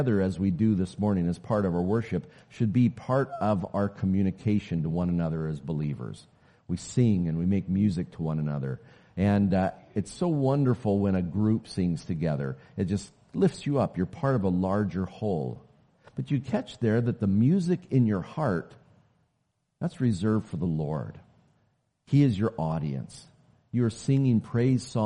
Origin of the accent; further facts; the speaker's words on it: Oklahoma City, Oklahoma, United States; I grew up way down in the South. I'm an Okie, born in Oklahoma City.